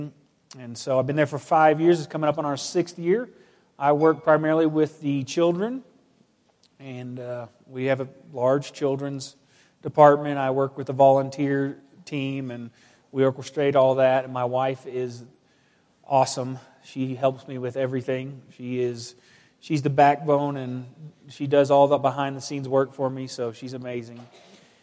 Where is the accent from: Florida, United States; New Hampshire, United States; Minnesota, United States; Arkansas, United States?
Arkansas, United States; also born or lived in Oklahoma / Wichita, Kansas; we moved to Arkansas and lived in Arkansas in various places